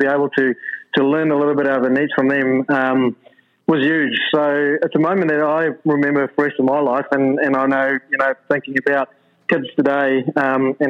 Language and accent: English; South Africa; growing up in South Africa